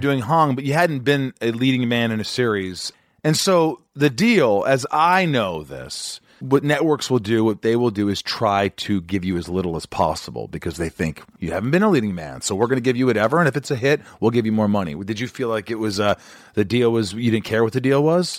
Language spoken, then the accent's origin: English; Indiana, United States; moved away; He's from Indiana